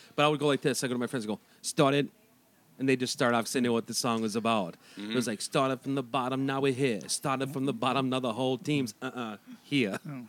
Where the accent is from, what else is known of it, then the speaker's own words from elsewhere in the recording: Wisconsin, United States; I'm from Wisconsin